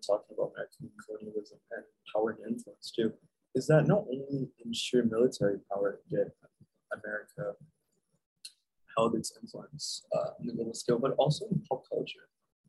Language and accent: English; Brazil; moved away; I grew up in Brazil